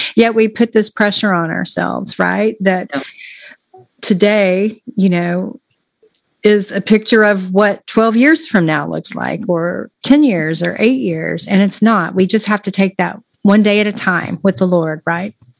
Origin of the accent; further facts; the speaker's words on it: Texas, United States; now in Florida, United States; I'm a Texan and I uh, always have been